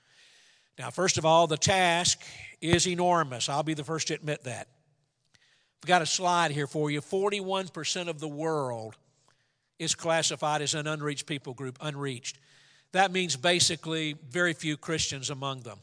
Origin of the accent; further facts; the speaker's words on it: Atlanta, Georgia, United States; I grew up in Atlanta, Georgia.